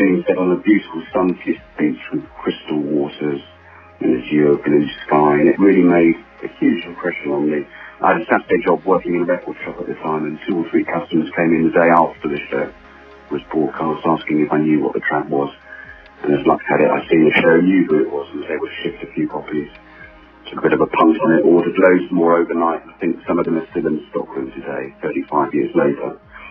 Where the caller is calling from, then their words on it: Surrey, South East England, United Kingdom; I'm calling from Surrey in England.